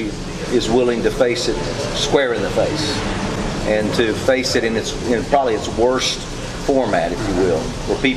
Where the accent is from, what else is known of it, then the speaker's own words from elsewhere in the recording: Tennessee, United States; moved away as an adult; also born or lived in Maryland / Atlanta; I'm from Tennessee